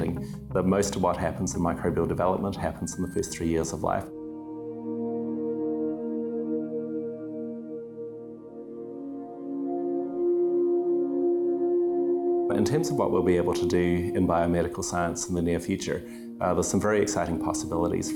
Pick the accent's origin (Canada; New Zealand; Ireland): New Zealand; Dunedin, Otago; moved away as an adult; also born or lived in United States; now in San Diego, United States; I grew up in Dunedin, New Zealand, so it's on the South Island